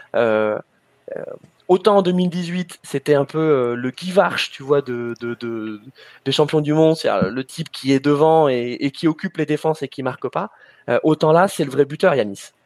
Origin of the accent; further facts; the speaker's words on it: France; en tant que Français